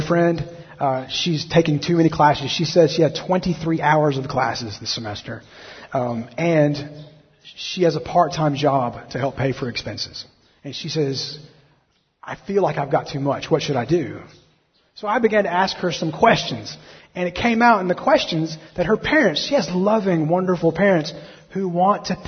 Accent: Alabama, United States; I'm from Alabama

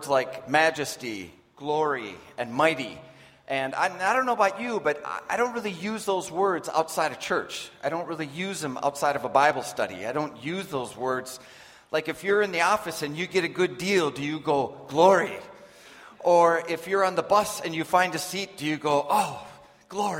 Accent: United States; moved away; I'm from the States

